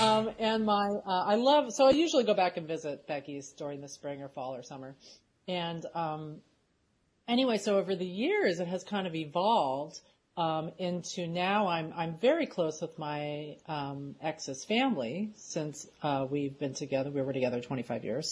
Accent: Philadelphia, Pennsylvania, United States; moved away; we're from Philadelphia originally

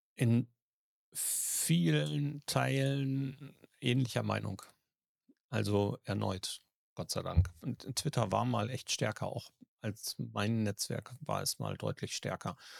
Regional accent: Germany; bei uns in Deutschland

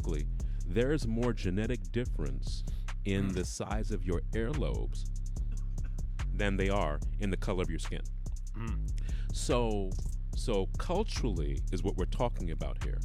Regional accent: United Kingdom; I'm British

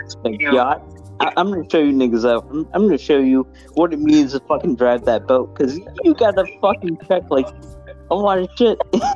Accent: India; No. I'm Indian. How am I going to make fun of anyone else's accent?

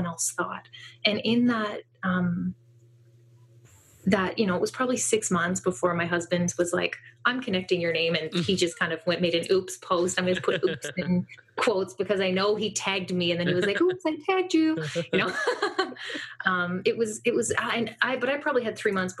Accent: just north of Toronto, Ontario, Canada; I'm in Canada. I'm just north of Toronto

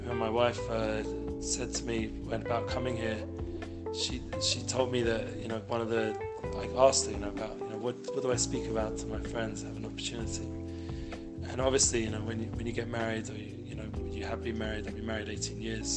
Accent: Edgware, London, United Kingdom; moved away as an adult; now in Jerusalem, Israel; growing up in Edgware, you know, I wouldn't have imagined that I'd have had the merit to live the last 20 years in the Holy Land, and most of that time in Yerushalayim

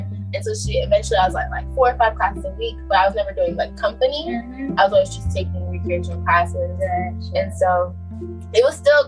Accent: Miami, Florida, United States; I'm from Miami, Florida, but my family is Jamaican

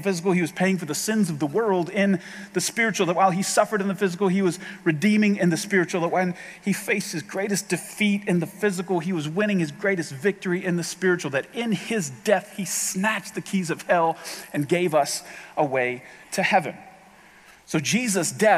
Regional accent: Ohio, United States; We're all from Ohio

